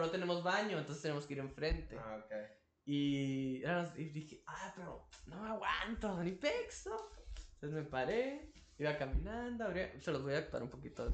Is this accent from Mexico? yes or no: yes; Tijuana, Baja California, Mexico; nosotros somos de Tijuana, de la frontera norte